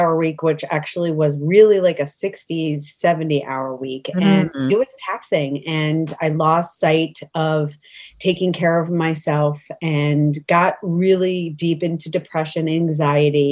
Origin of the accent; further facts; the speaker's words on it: New York, United States; now in Connecticut, United States; I am originally from New York, but I reside in Connecticut now